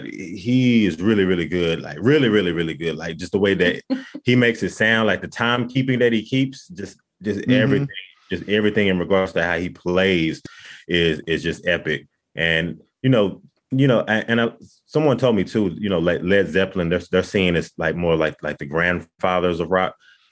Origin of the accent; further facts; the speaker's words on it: Dallas, Texas, United States; we're from Dallas, Texas, so, you know, we kind of like grown up hearing country music around us